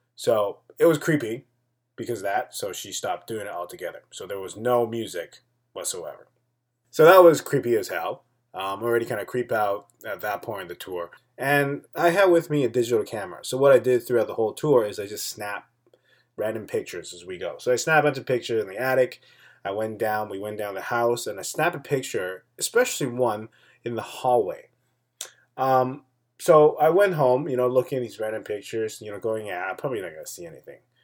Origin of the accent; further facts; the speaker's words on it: Taipei, Taiwan; my hometown, Taipei